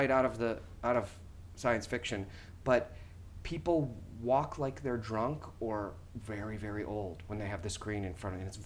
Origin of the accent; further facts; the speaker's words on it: New York, United States; as a New Yorker who travels to and from the city every day, I travel into Grand Central and then over to Times Square and then down to Penn Station.